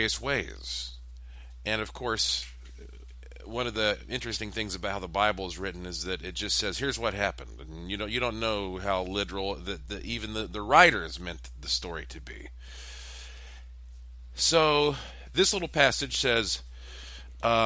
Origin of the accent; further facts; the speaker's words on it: Western North Carolina, United States; I was raised up in the South, in Billy Graham land, where there is a church on the corner of every street in Western North Carolina